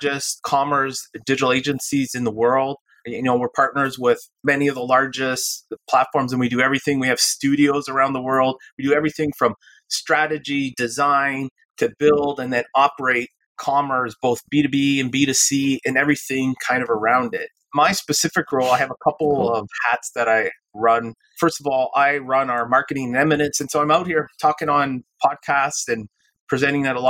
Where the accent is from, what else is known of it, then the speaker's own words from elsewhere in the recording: Canada; I'm originally from Canada